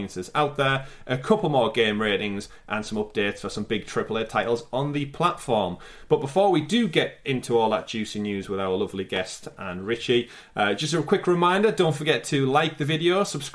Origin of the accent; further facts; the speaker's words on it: United Kingdom; as a Brit